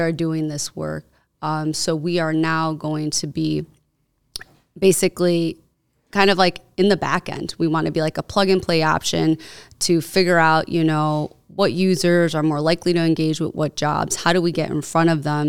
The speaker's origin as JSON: {"language": "English", "town": "Cicero", "region": "Illinois", "country": "United States", "tie": "born or raised there", "said": "I grew up in Cicero"}